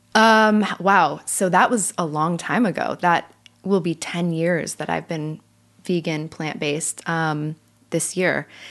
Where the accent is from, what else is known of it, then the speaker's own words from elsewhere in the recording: California, United States; now in Nashville, United States; I'm from California